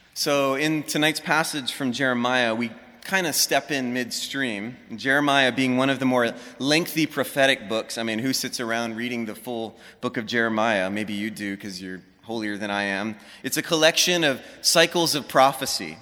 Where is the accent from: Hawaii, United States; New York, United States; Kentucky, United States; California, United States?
Hawaii, United States; Honolulu; moved away as an adult; also born or lived in Los Angeles; I grew up in Hawaii, Honolulu, right in the middle of the city